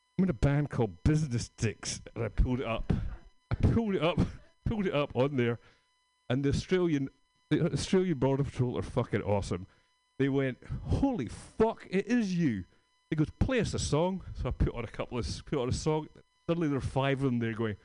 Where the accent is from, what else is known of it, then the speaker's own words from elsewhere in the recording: Scotland, United Kingdom; moved away; I'm from Scotland